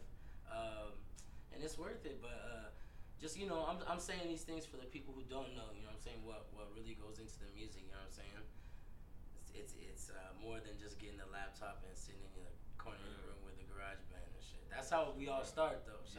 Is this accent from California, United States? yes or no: yes; Fontana, California, United States; I'm in North Fontana. I've been there my whole life.